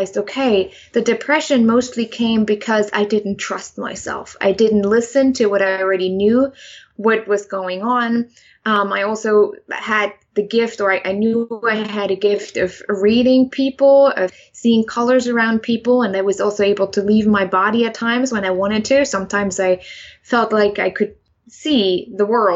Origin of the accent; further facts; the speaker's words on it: Germany; English is a second language; now in United States; I'm originally from Germany. I grew up there. I was born there.